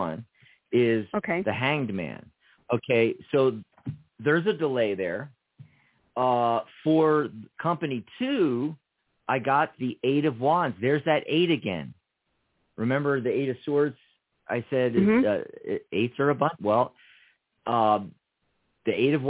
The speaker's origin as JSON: {"language": "English", "town": "Philadelphia", "region": "Pennsylvania", "country": "United States", "tie": "born or raised there", "moved": "as an adult", "lives_now": "Tucson, United States", "said": "I lived for the first 18 years in Philadelphia, in Pennsylvania. I grew up there"}